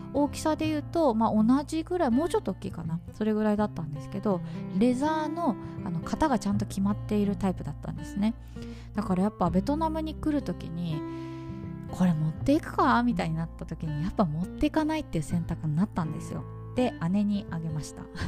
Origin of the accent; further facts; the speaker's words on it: Kanto, Japan; now in Southeast Asia; 私は関東民でございます